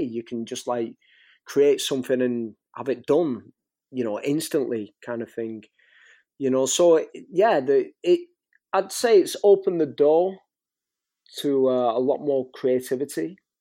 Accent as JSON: {"language": "English", "town": "St Helens", "region": "North West England", "country": "United Kingdom", "tie": "born or raised there", "accent": "Northwest England", "moved": "yes", "lives_now": "Warrington, United Kingdom", "said": "my hometown, in Saint Helens, and where I live now, in Warrington"}